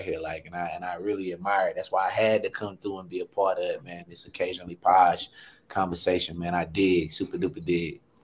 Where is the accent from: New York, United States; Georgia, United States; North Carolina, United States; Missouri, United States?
North Carolina, United States; Sanford; I'm from Sanford, North Carolina, one of the greatest cities I feel like in the world.